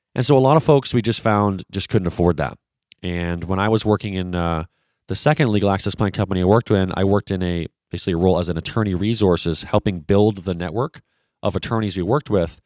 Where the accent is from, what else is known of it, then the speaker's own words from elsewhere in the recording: Vancouver, British Columbia, Canada; I'm originally from Vancouver, British Columbia, so I am a Canadian